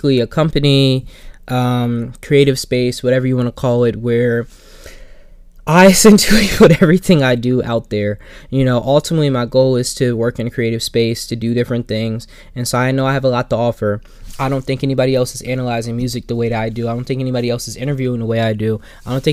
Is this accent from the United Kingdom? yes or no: no; Plainfield, United States; my hometown, Plainfield